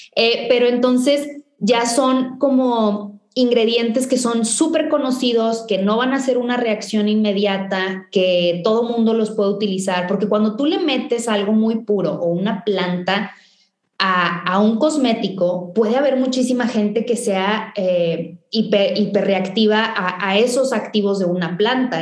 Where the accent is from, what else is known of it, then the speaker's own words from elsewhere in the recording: Valle Hermoso, Tamaulipas, Mexico; yo crecí en, en Vallehermoso, en, en una ciudad muy chiquita al norte de Tamaulipas